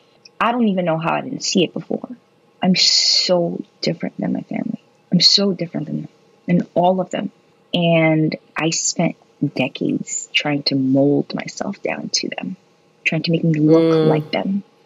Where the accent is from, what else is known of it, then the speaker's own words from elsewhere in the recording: New Jersey, United States; born there; I guess we were both born in the Northeast. I was born in New Jersey.